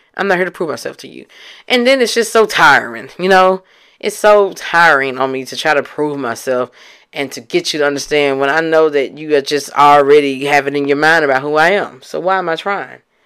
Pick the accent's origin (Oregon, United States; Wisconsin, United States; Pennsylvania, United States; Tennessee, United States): Tennessee, United States; Memphis; I'm from Memphis